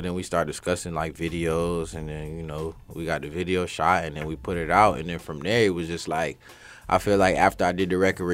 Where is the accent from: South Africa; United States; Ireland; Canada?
United States; Broward County, Florida; also born or lived in Los Angeles, California; I'm from Broward County, Florida